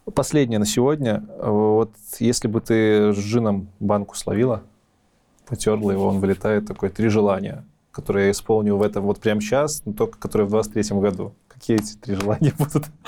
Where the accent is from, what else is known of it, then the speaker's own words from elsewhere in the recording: Belarus; Я белорус